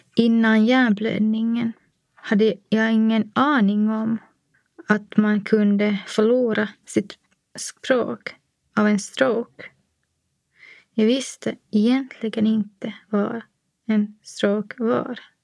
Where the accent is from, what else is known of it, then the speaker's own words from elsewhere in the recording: Nykarleby, Ostrobothnia, Finland; moved away as an adult; also born or lived in Helsinki; now in Espoo, Finland; Min barndom i Nykarleby med tre systrar var kärleksfull och odramatisk